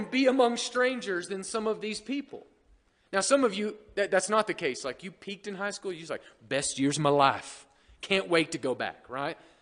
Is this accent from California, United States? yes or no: no; Oklahoma, United States; moved away as an adult; now in Bayfield; I grew up in a small town in Oklahoma